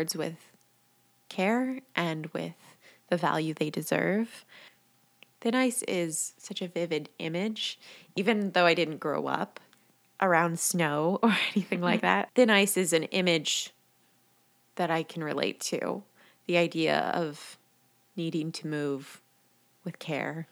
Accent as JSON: {"language": "English", "area": "the Bay Area", "region": "California", "country": "United States", "tie": "born or raised there", "moved": "yes", "said": "I grew up in the Bay Area."}